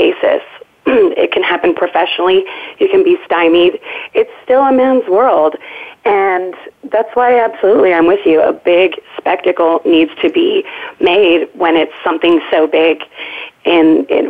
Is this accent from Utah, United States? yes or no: yes; Utah, United States; I was raised in Utah, beautiful kind of Happy Valley-esque childhood